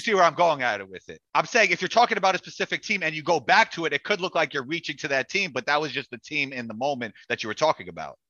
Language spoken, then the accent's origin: English; New York, United States; I'm from New York